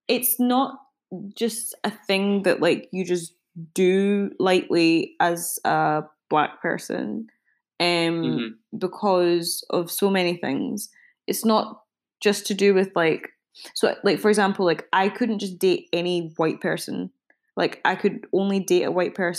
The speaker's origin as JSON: {"language": "English", "town": "Glasgow", "region": "Scotland", "country": "United Kingdom", "tie": "born or raised there", "said": "I was raised in Glasgow"}